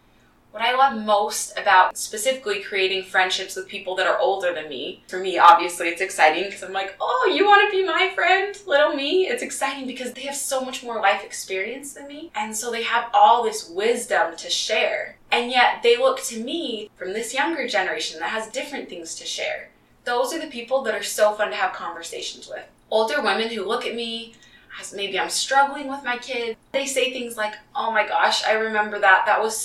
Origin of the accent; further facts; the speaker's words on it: Utah, United States; also born or lived in Kansas / Colorado / Texas / Indiana; I was born in Kansas and I spent some time in Colorado as a really young kid, but I don't remember a lot from that time. Where I remember really developing most of my relationships is in Utah mostly